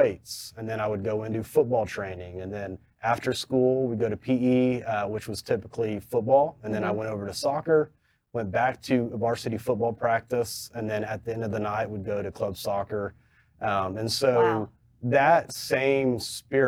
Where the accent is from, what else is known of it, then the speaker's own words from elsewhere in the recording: Fort Worth, Texas, United States; I grew up in South Fort Worth